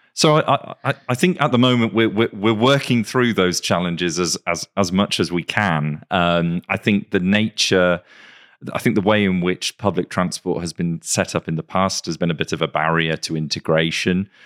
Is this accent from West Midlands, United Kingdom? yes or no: no; Greater Manchester, North West England, United Kingdom; I, I grew up in Greater Manchester